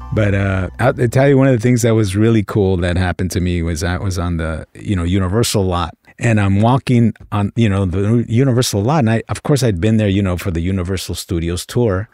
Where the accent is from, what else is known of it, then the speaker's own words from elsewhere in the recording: Los Angeles, California, United States; I grew up in South Central L